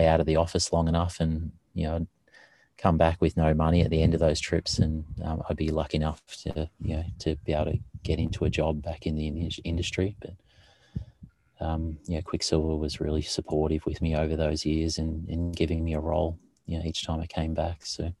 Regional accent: Victoria, Australia; I grew up on a farm down in Victoria, just near Bells Beach. So I grew up just on a family farm, like a fairly large one, mostly with dairy cows and on it. And it was just near the coast.

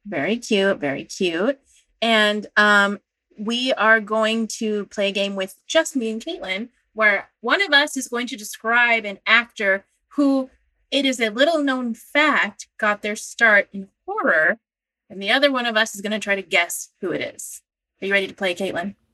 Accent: Pennsylvania, United States; I'm from Pennsylvania.

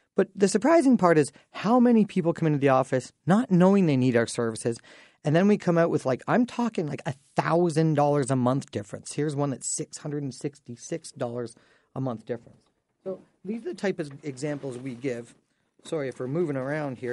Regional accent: Dorchester, Ontario, Canada; I grew up in Dorchester, so what an amazing time being able to go back to my high school

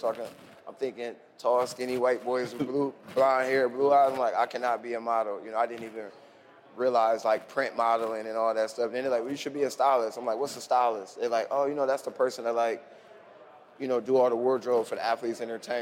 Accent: Ohio, United States; I'm like, no, okay, I'm from Ohio.

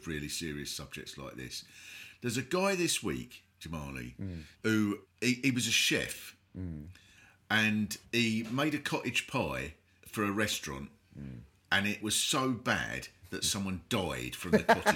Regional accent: Kent, South East England, United Kingdom; growing up in Kent

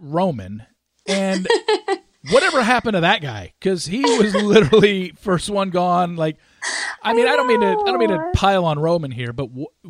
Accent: Southern California, United States; moved away as an adult; also born or lived in Frisco, Texas; now in Dallas, United States; I grew up in Southern California. I moved here to Dallas in 2006. So I've been here 13 years, but I'm very much city suburbia guy.

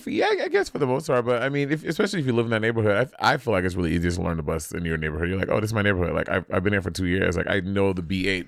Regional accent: New York City, New York, United States; And, you know, as a New Yorker, I detested it for so long.

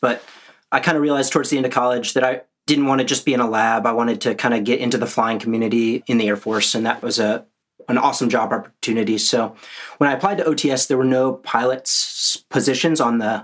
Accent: Wichita, Kansas, United States; moved away as an adult; I'm from Kansas, born and raised in Wichita.

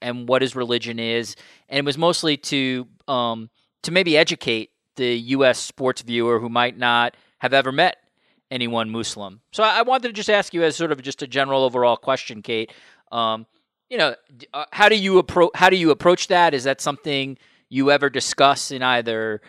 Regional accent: United States; as an American

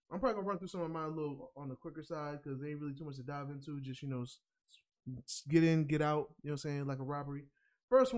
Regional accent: New York, United States; I directly understood it as a New Yorker

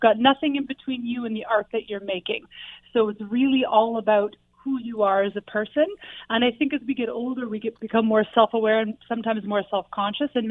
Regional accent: a little bit north of Toronto, Ontario, Canada; now in Hamilton, Canada; I actually grew up a little bit north of Toronto, and then I've been in Hamilton for about 15 years now

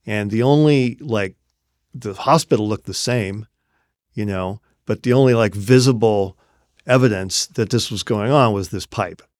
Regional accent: Seattle, Washington, United States; my hometown, Seattle

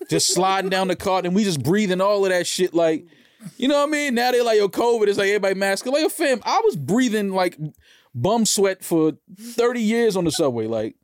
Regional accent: New York, United States; I'm a New Yorker, born and raised

